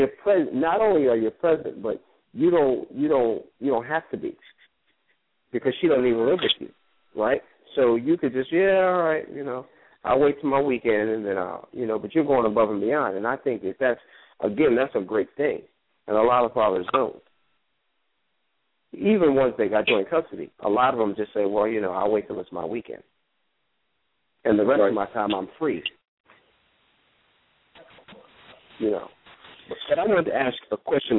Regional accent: New York City, New York, United States; growing up in New York

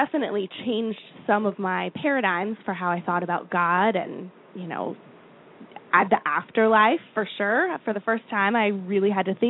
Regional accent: Florida, United States; now in Philadelphia, United States; I grew up in Florida.

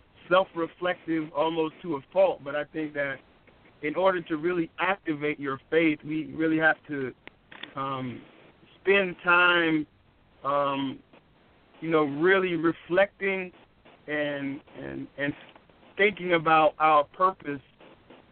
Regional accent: Charlottesville, Virginia, United States; our town where I grew up in Charlottesville, Virginia

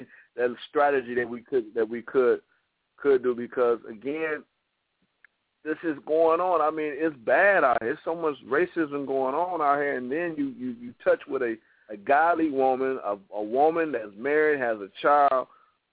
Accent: Toledo, Ohio, United States; moved away; in my hometown

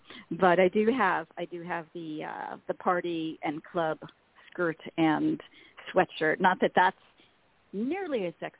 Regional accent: the Valley, California, United States; I grew up in the Valley

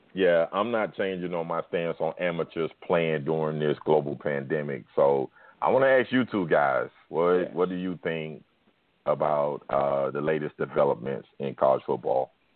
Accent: the South, United States; I'm in the South. I'm from the South.

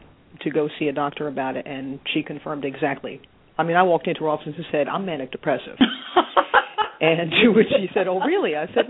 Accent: New Jersey, United States; I'm originally from New Jersey, which they'll be able to tell by my accent pretty soon. 51 years old.

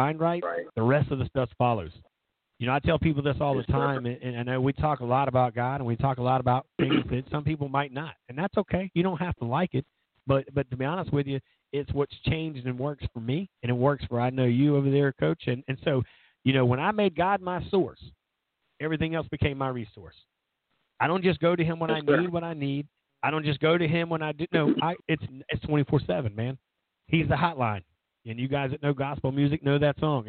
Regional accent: Myrtle Beach, South Carolina, United States; growing up in Myrtle Beach and being around the ocean a block away from my house

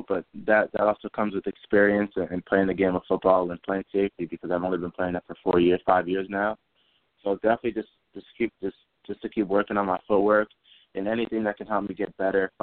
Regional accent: Massachusetts, United States; also born or lived in London, England / Framingham, Massachusetts / Grafton, Massachusetts; I grew up in Framingham, Massachusetts, and I moved to Grafton, Massachusetts, where I call my hometown in the middle of sixth grade

